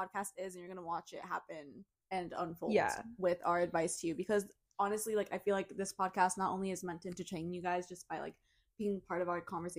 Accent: Miami, Florida, United States; also born or lived in Madrid, Spain; I'm from Miami. I grew up between Miami and Spain, like Madrid, Spain, from seventh grade to junior year of high school. And then I came back to Miami senior year. Then went to college at UCF, transferred back to Miami.

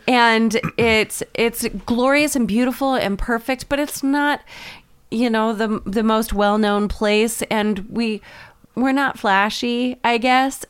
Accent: Maine, United States; we're from Maine

